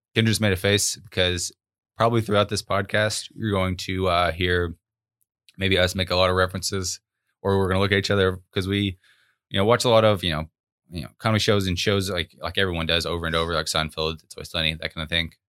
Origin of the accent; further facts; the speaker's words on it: Arkansas, United States; we were both, uh, born and raised in Arkansas